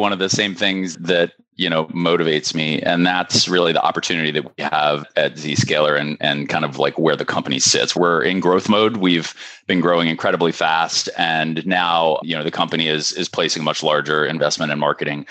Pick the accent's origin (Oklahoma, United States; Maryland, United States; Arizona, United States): Maryland, United States; Darnestown; I am based in Darnestown, Maryland, which is about 10 minutes from where I'm from. So I've been here, you know, essentially my whole life